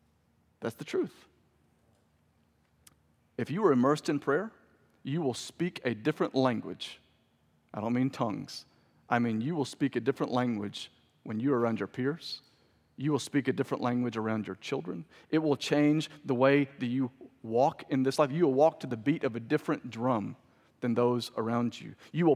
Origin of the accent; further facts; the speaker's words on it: Clinton, Mississippi, United States; also born or lived in Birmingham, Alabama / New Orleans; I was raised in Mississippi, but I call Birmingham, Alabama home. It's very confusing. We moved a lot. But I was born and raised in Mississippi. Also spent a couple years in New Orleans as a young child.